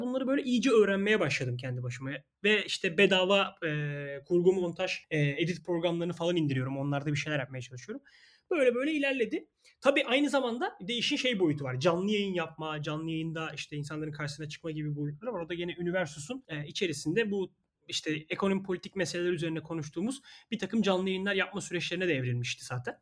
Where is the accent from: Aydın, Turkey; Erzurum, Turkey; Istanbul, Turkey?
Istanbul, Turkey; Ben İstanbul Gazi Osman Paşa'da yaşıyorum. Burada doğup büyüdüm.